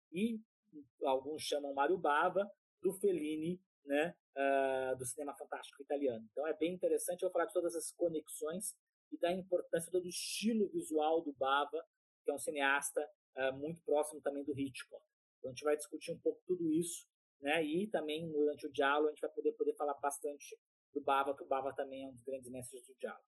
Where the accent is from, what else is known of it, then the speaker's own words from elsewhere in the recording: Taubaté, São Paulo, Brazil; now in São Paulo, Brazil; Eu sou do interior de São Paulo, de Taubaté